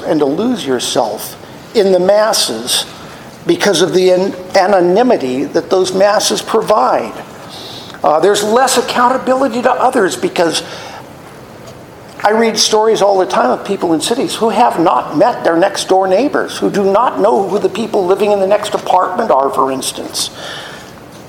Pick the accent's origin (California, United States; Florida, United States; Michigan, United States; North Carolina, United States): California, United States; Los Angeles; I grew up in the San Fernando Valley in Chatsworth.